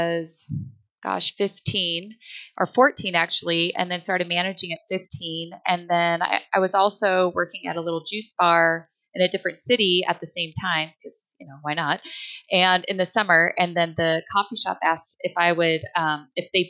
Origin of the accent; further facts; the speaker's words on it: San Diego, California, United States; I'm from San Diego